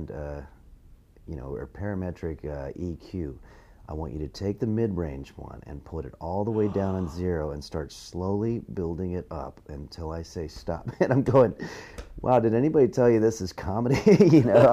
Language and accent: English; La Crescenta, California, United States; moved away; I'm from Los Angeles originally, a suburb called La Crescenta, but I grew up here, I came up here comedically